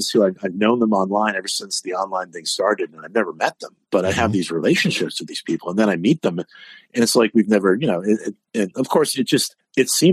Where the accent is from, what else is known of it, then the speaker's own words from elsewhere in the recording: New England, United States; People, aren't you cold? I'm like, nah, I'm from New England. It's 50 out. I'm in the hot tub.